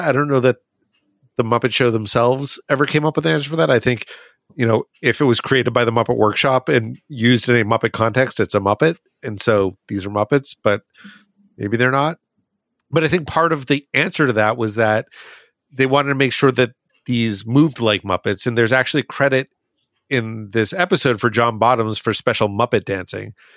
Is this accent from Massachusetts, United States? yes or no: yes; Boston, Massachusetts, United States; I'm from Boston